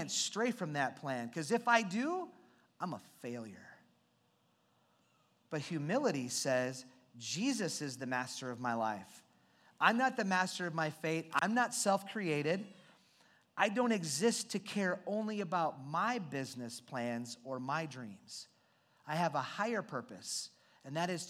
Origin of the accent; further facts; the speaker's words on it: Iowa, United States; I grew up in Iowa, born and raised